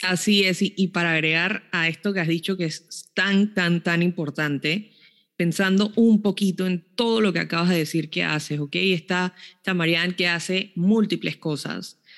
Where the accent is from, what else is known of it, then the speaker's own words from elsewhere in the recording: Panama; moved away; una de las instituciones desde Panamá que, pues me ayudó muchísimo a mí también a cumplir sueños fue el IFARU